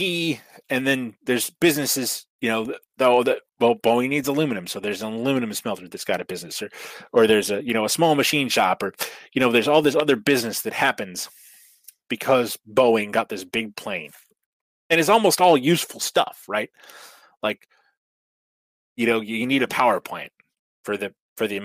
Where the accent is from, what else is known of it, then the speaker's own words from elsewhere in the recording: the Northwest, Pacific Northwest, United States; I'm from the Northwest